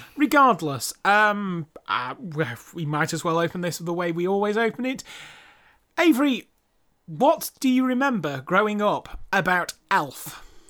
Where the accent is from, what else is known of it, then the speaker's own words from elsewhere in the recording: United Kingdom; being British